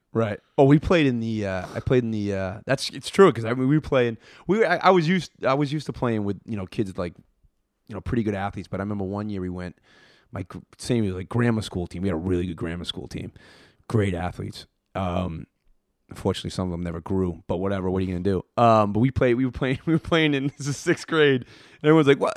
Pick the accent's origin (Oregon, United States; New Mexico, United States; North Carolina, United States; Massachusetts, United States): Massachusetts, United States; Worcester; I grew up in Worcester.